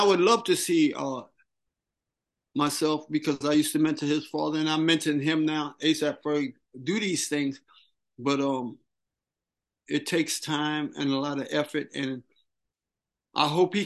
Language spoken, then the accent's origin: English; New York City, New York, United States; I grew up swimming in the Harlem River.